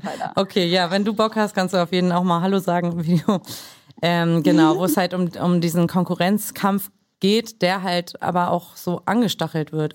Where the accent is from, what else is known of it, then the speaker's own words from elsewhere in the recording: Germany; Mutter äh, kroatisch, Vater äh, aus Mexiko, äh, in Deutschland aufgewachsen